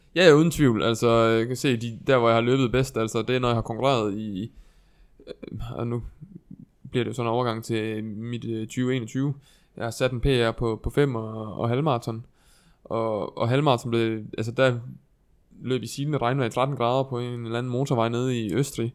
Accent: Viborg, Central Denmark Region, Denmark; der, hvor jeg er fra i Viborg

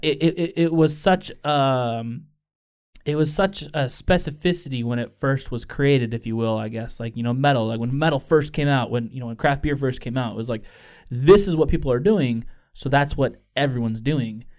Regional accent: Chicago, Illinois, United States; I'm from Chicago

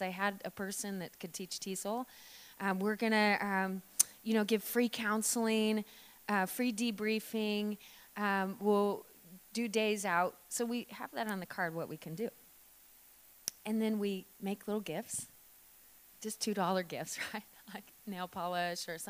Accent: Oregon, United States; now in Victoria, Australia; I'm from Oregon originally

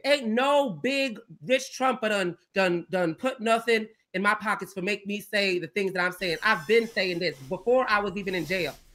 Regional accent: Georgia, United States; I'm from the South. I'm from Georgia. Country, like, you know, we country down here, we Southern.

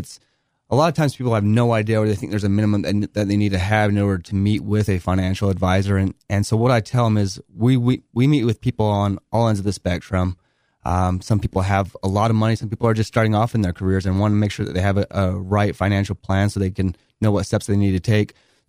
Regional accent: Bountiful, Utah, United States; Okay, so I grew up in Northern Utah in Bountiful. I lived there all the way up until I served an LDS mission and was gone for a couple years.

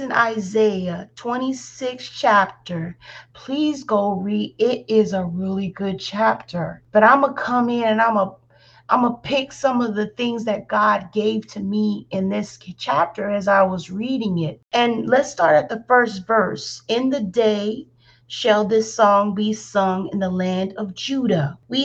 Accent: Alabama, United States; accent: country; Yes, I'm from Alabama. So the country does come out in my vocabulary quite a lot.

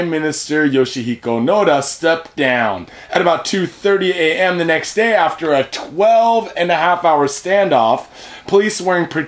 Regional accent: United States; now in Japan; back home meaning in America, we're from the States

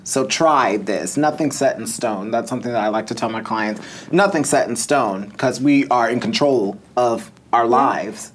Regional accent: Mundelein, Illinois, United States; now in Los Angeles, United States; I'm from Mundelein.

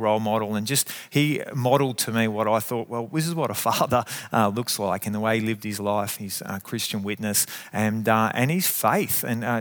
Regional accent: Geelong, Victoria, Australia; I grew up in Geelong and in this area, growing up in Highton and going to Belmont High

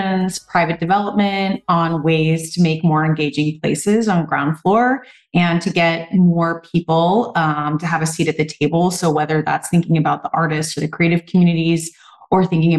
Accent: Southern California, United States; now in Boston, United States; I'm from Southern California

